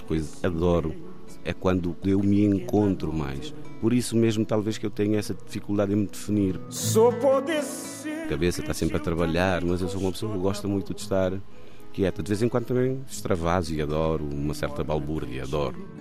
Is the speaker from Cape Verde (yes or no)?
yes; Cape Verde; moved away as an adult; now in Porto, Portugal; Vim de Cabo Verde em noventa e nove. Viver fora de Cabo Verde, para mim, nem fazia parte da equação. Sempre fui muito agarrado à terra e à família